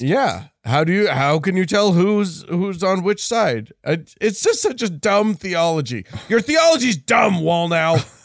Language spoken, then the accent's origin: English; Utah, United States